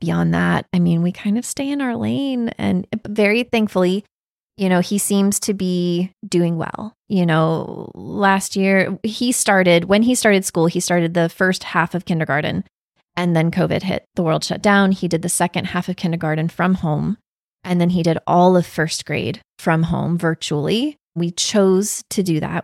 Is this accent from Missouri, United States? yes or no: no; Raleigh, North Carolina, United States; also born or lived in Wake Forest, North Carolina; I grew up in the Raleigh area, and I went to school mostly in Wake Forest